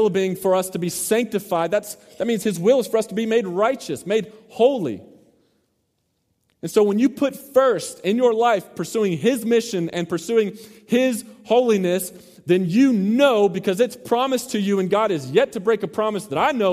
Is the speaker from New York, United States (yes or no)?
no; Mesquite, Texas, United States; also born or lived in Garland, Texas; Growing up in Mesquite / Garland area